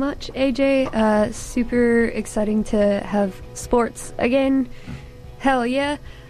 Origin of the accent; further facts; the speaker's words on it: Canada; moved away; I'm very Canadian.